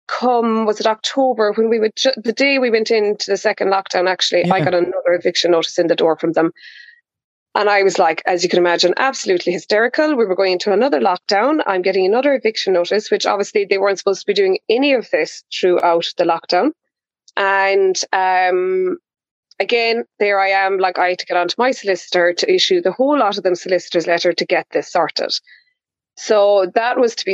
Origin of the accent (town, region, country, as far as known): County Kerry, Ireland; born or raised there